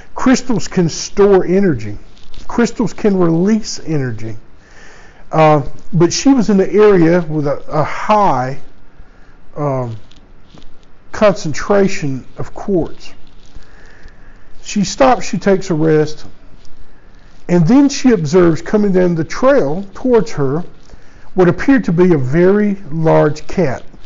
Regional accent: United States; I was born and raised in the United States

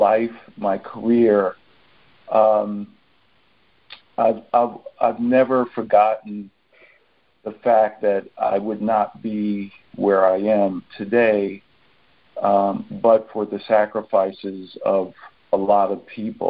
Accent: New York City, New York, United States; now in Maplewood, United States; I was born and raised in Brooklyn, New York

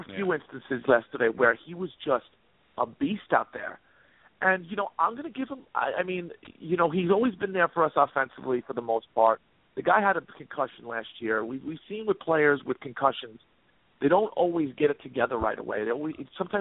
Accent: Long Island, New York, United States; I grew up on Long Island, too

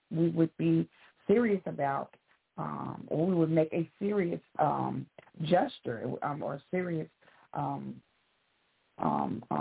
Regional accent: St. Louis, Missouri, United States; now in Memphis, United States; in Memphis, Tennessee.

